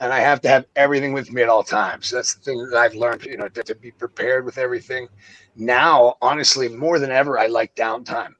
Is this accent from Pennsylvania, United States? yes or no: yes; Pittsburgh, Pennsylvania, United States; moved away as an adult; also born or lived in Florida; I grew up in Pittsburgh.